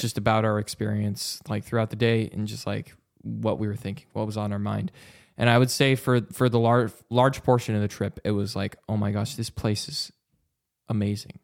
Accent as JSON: {"language": "English", "town": "Vancouver", "region": "Washington", "country": "United States", "tie": "born or raised there", "said": "Vancouver, Washington is my hometown"}